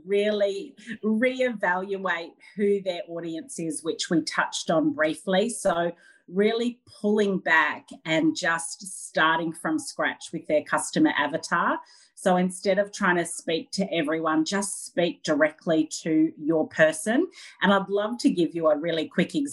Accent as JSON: {"language": "English", "town": "Sydney", "region": "New South Wales", "country": "Australia", "said": "I'm from Sydney on the Northern Beaches in Australia."}